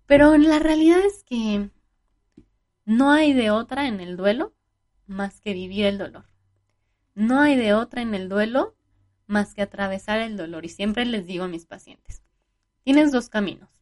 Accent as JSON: {"language": "Spanish", "country": "Mexico", "said": "como buenos mexicanos, pues fuimos como tomando de las, de las dos culturas"}